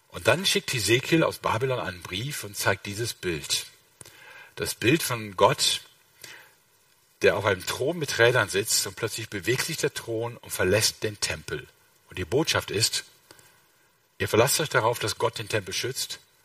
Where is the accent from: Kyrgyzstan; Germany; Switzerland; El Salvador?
Germany; Rhineland; ich bin Rheinländer